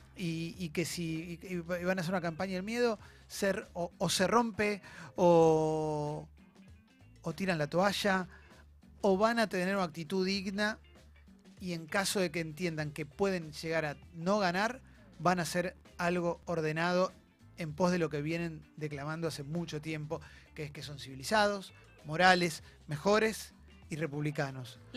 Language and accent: Spanish; Argentina; somos personas que somos argentinos argentinos, argentinas